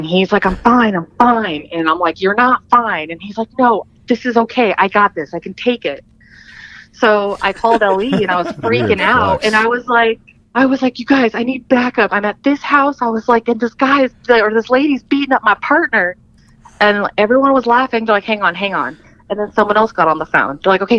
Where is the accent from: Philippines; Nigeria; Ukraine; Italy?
Philippines; Yeah. I was born in the Philippines. I'm that baby.